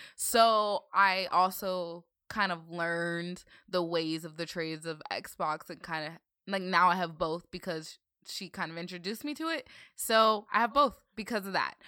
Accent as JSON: {"language": "English", "region": "Northern Virginia", "country": "United States", "tie": "born or raised there", "said": "growing up in Virginia"}